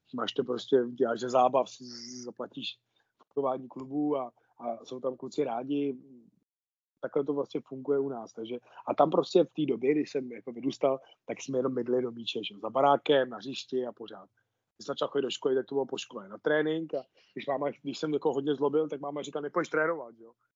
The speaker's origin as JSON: {"language": "Czech", "town": "Nová Ves u Nového Města na Moravě", "region": "Vysočina Region", "country": "Czechia", "tie": "born or raised there", "said": "já začal v týmě Nová Ves u Nového města na Moravě to je, to je vesnice, odkud pocházím"}